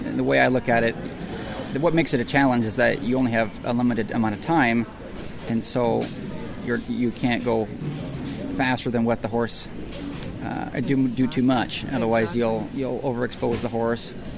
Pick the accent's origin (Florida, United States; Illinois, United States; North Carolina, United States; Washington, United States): Washington, United States; Port Orchard; I grew up in Port Orchard, Washington, which is uh, near Seattle.